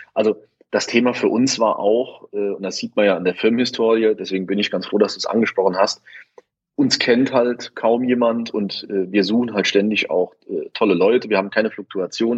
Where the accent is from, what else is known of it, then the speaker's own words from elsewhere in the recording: Saarland, Germany; moved away as an adult; also born or lived in Koblenz; now in Heiligenroth, Germany; ich komme aber aus dem Saarland bin also hierher gezogen der Liebe wegen